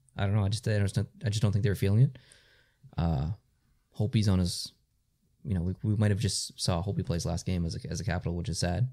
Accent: Canada; we are Canadian.

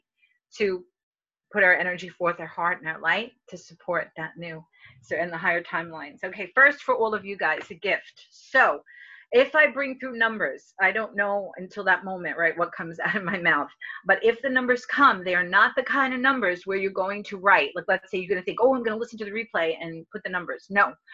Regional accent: New York, United States; accent: New York; New York, you know my accent, New York

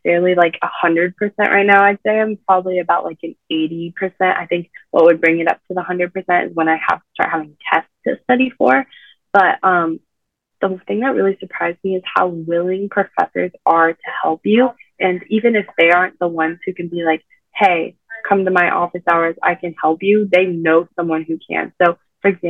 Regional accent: San Diego, California, United States; moved away as an adult; now in Indiana, United States; I'm from San Diego

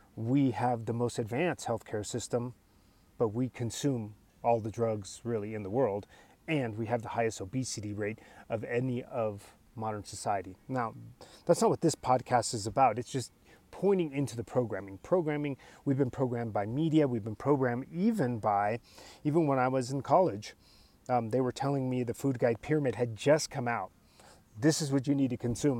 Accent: United States; English is a second language; I'm a first generation American. They were immigrants

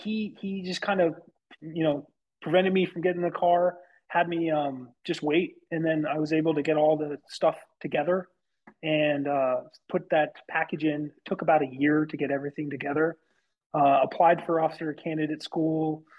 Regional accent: outside of Denver, Colorado, United States; moved away as an adult; So I grew up outside of Denver, Colorado.

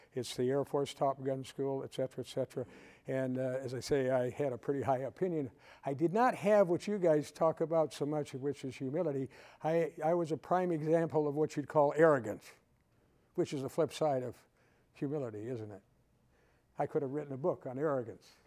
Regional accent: Waukegan, Illinois, United States; moved away as an adult; I was born and raised in Waukegan, Illinois, just about 30 miles north of here

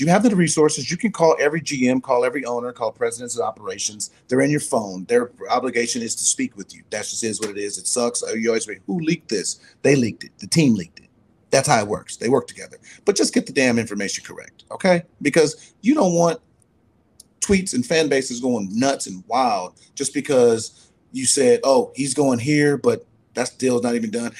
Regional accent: California, United States; my home state, California

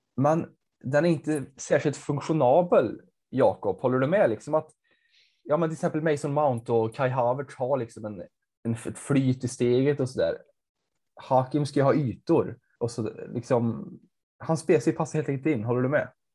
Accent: Värmland, Sweden; jag kommer från Värmland

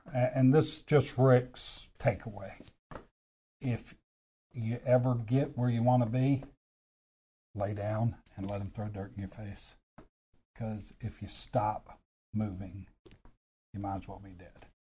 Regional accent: Anchorage, Alaska, United States; I was born in Anchorage, Alaska

